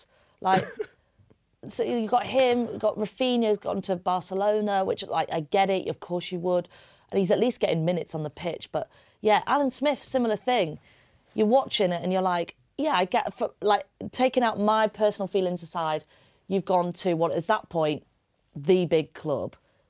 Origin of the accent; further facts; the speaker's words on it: United Kingdom; we're British.